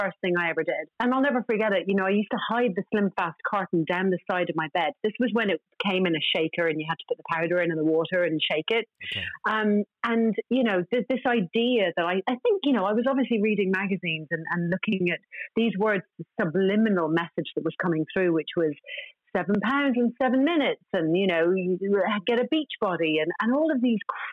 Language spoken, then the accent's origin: English; Ireland; I'm Irish.